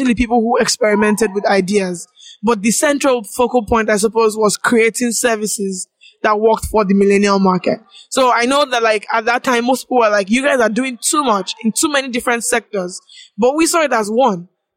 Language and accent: English; Ogun State, Nigeria; moved away as an adult; now in Lagos, Nigeria; I grew up in Ogun State, 2 hours away from Lagos